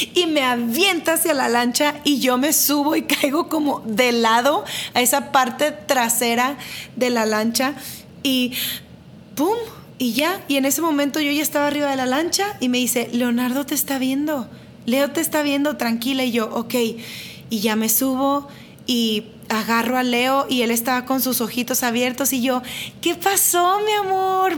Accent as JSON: {"language": "Spanish", "town": "Monterrey", "region": "Nuevo León", "country": "Mexico", "said": "soy de Monterrey"}